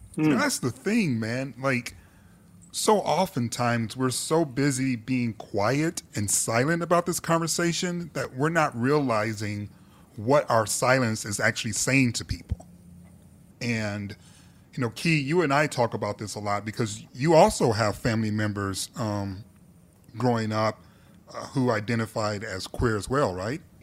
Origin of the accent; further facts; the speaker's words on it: Detroit, Michigan, United States; growing up in Detroit